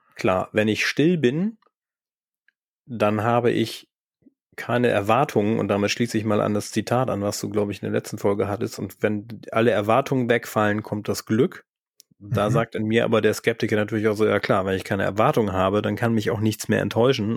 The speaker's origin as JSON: {"language": "German", "region": "Northern Germany", "country": "Germany", "said": "wir sind eigentlich beide Norddeutsche"}